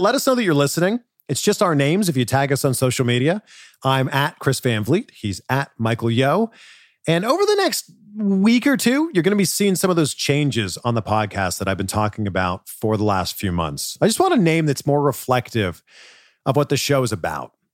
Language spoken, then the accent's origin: English; Canada; moved away; my home country of Canada